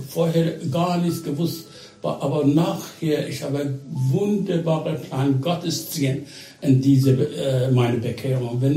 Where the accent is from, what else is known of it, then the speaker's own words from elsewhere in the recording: Iran; German is a second language; Ich bin äh, in Waisenhaus äh, aufgewachsen und dieses Waisenhaus geleitet durch amerikanische Missionare. Sie sind damals fast, fast äh, 80 Jahre vorher, sie waren nach Iran gekommen